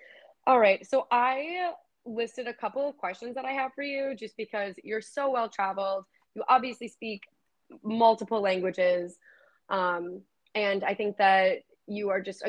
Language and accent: English; United States; moved away as an adult; now in France; especially as someone that was born and raised in the States